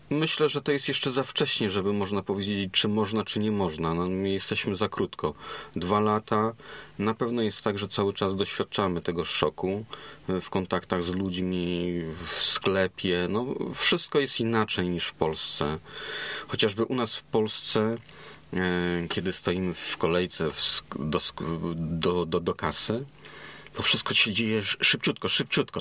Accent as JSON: {"language": "Polish", "country": "Poland", "moved": "as an adult", "said": "jestem z Europy, że jestem z Polski"}